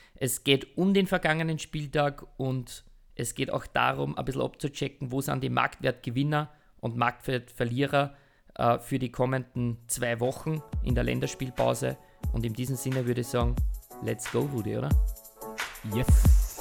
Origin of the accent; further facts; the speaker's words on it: Austria; bei uns in Österreich